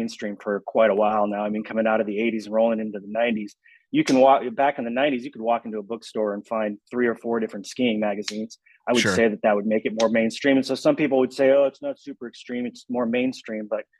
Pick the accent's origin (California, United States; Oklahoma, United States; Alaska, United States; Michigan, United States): Alaska, United States; Anchorage; moved away; I'm from Anchorage, Alaska. That's where I'm from. All my family still lives in Alaska.